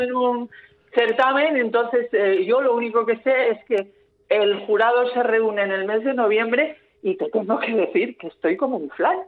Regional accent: San Sebastián, Basque Country, Spain; mi infancia en San Sebastián

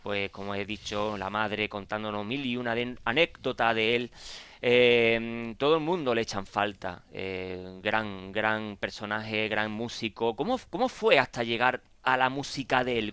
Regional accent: Cádiz, Andalusia, Spain; soy de Cádiz

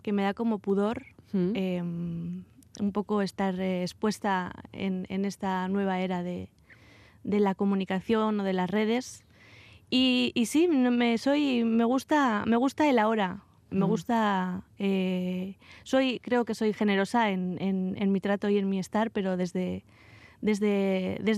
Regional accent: Vitoria-Gasteiz, Basque Country, Spain; moved away as an adult; salí, salí de Vitoria eh, a los 18 años y hace poco regresé a, Álava.

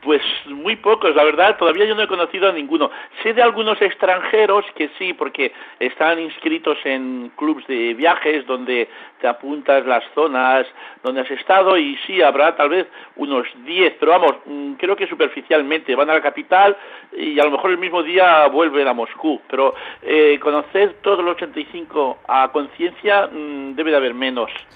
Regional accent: L'Hospitalet de Llobregat, Catalonia, Spain; also born or lived in Novosibirsk; mi pueblo, Hospitalet de Llobregat.

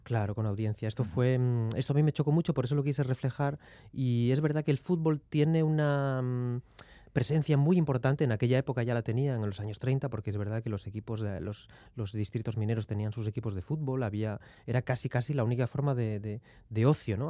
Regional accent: mining basins of Asturias, Spain; el pueblo donde yo nací, las huelgas mineras

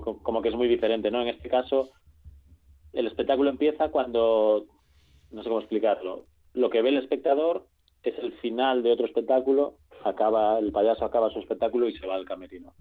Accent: Galicia, Spain; allí en Galicia, yo soy gallego.

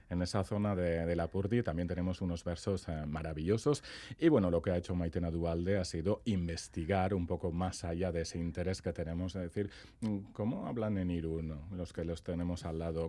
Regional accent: Saint-Pée-sur-Nivelle, Nouvelle-Aquitaine, France; yo soy de Sempere

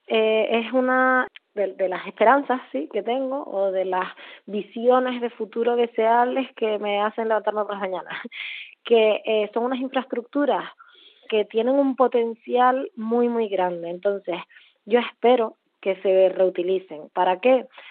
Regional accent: Puerto de la Cruz, Canary Islands, Spain; moved away as an adult; also born or lived in Barcelona / Berlin; soy eh, canaria, concretamente de Tenerife, donde eh, crecí y donde vivo ahora.

